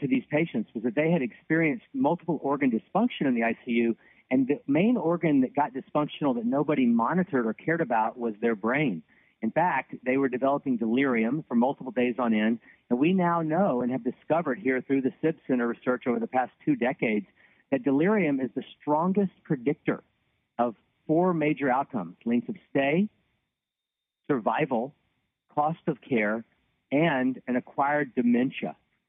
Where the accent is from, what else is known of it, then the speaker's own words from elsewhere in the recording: Louisiana, United States; now in Nashville, United States; I grew up in Louisiana, went to medical school at Tulane University